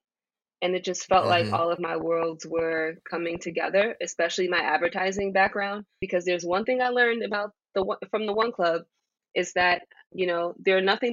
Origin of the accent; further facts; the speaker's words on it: New York City, New York, United States; I am from Jamaica, Queens